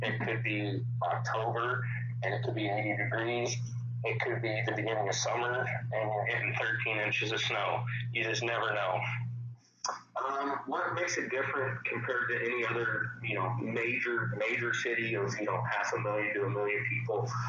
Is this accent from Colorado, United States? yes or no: yes; Colorado Springs, Colorado, United States; Springs, Colorado. I was born and raised back in 1987. Came from the east side of town.